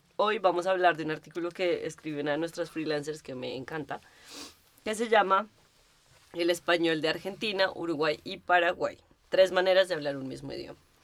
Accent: Colombia; now in Berlin, Germany; Como los colombianos le decimos tenis

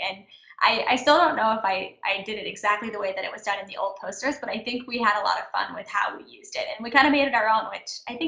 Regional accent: Kentucky, United States; now in Orange County, United States; when we were growing up in Kentucky

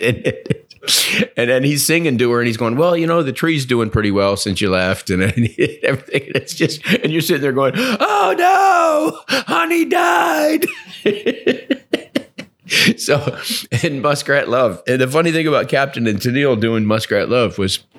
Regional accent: Ann Arbor, Michigan, United States; I grew up in Ann Arbor

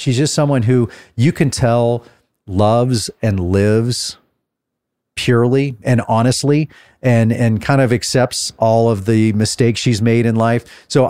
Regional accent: Texas, United States; Well, I'm from Texas and I always knew I was going to come home eventually.

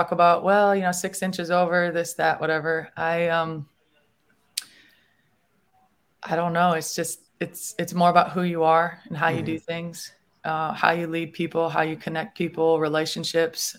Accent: Minnesota, United States; moved away as an adult; now in Florida, United States; I grew up in Minnesota

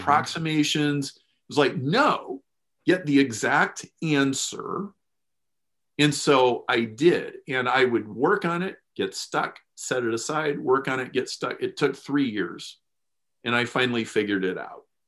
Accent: Lincoln, Nebraska, United States; I grew up in Lincoln, Nebraska

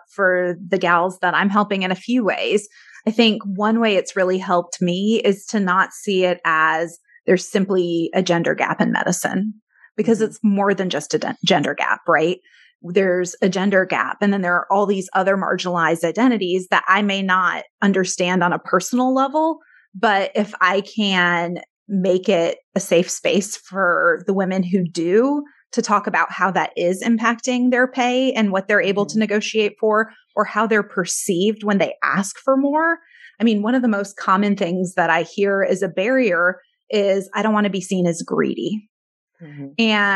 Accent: Detroit, Michigan, United States; I was born in Detroit

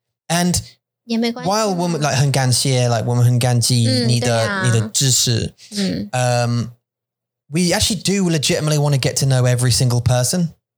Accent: Kaohsiung, Taiwan; when I was born in Kaohsiung and I grew up

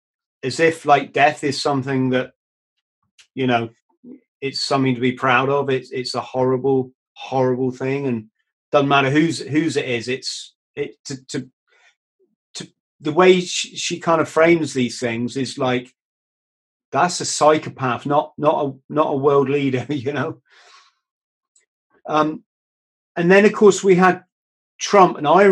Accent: United Kingdom; as a British people

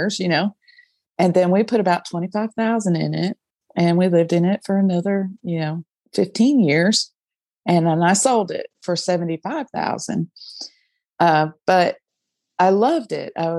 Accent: Jackson, Tennessee, United States; I'm from Jackson, Tennessee

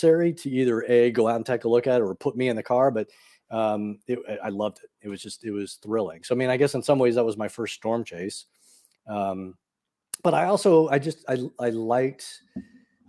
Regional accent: Austin, Texas, United States; Austin, where I'm from, Austin, Texas.

